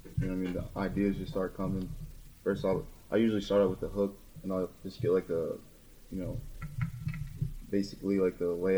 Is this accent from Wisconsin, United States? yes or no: no; Toms River, New Jersey, United States; also born or lived in Lakewood, New Jersey; Oh, that was in Lakewood, but later in life I moved to Toms River, and that's where I'm from.